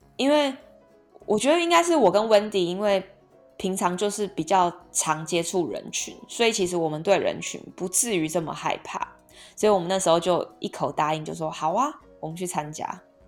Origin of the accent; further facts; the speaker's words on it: Taipei, Taiwan; 我从小到大在内湖长大嘛